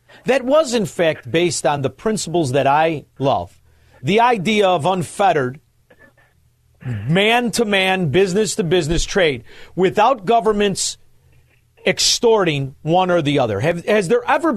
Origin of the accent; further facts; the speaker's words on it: Chicago, Illinois, United States; I'm from Chicago